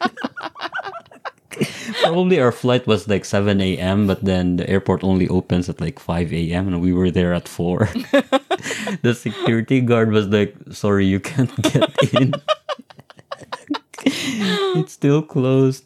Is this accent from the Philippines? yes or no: yes; Philippines; we are Filipino